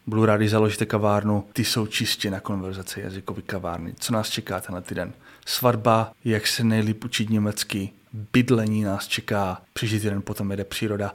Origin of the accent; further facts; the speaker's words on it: Czechia; já jako Čech